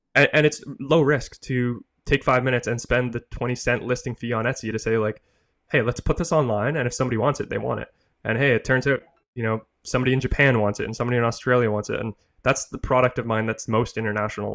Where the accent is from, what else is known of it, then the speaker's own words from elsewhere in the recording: Canada; I'm Canadian, I'm in Canada